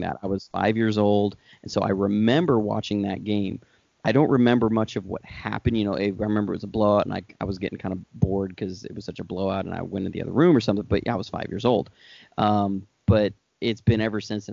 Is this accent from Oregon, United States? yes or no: yes; Oregon, United States; I grew up in Oregon